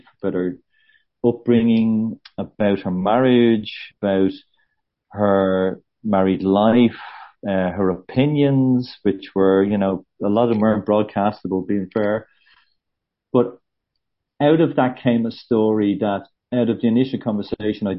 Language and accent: English; Bray, County Wicklow, Ireland; I'm from Brain in Wicklow